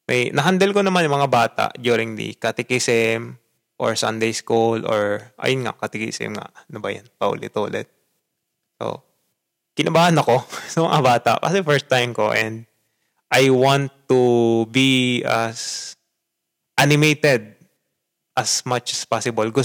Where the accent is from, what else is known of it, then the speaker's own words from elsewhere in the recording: Philippines; moved away as an adult; also born or lived in Japan; bansa na iyong kinalakihan na dun sa bansa ako na pinanggalingan ko, syempre Pilipinas